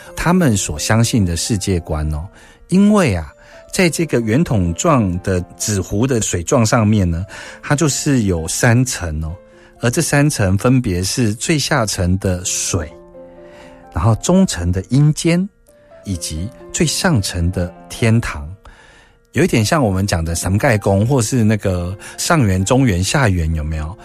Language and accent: Chinese; Taiwan; 我们台湾人